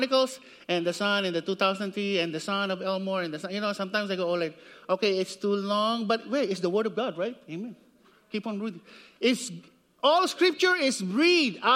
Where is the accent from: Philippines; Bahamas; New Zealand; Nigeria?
Philippines; Siniloan, Calabarzon; moved away; I grew up in the Philippines. It's about in Sinaloan, Laguna, Philippines.